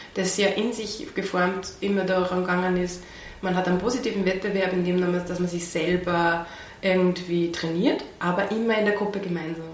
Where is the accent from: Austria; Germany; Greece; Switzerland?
Austria; Pasching, Upper Austria; also born or lived in Wels / Traun / Linz; also in Oberösterreich in Langers für den Pasching aufgewachsen